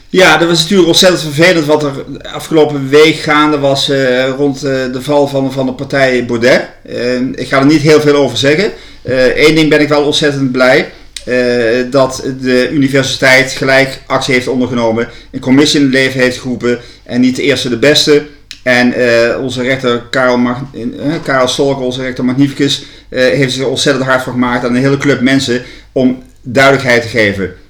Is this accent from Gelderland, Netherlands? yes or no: yes; Winssen, Gelderland, Netherlands; now in Leiden, Netherlands; ik ben geboren in Winsen, een klein dorpje in het land van Maas en Waal. De grens uh, Gelderland-Brabant.